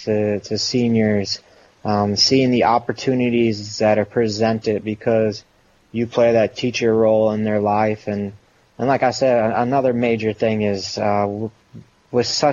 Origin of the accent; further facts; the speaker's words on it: Rochester, Minnesota, United States; I was born and raised in Rochester, Minnesota